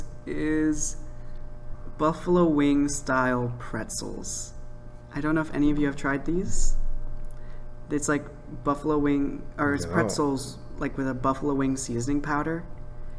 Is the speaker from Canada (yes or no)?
yes; Canada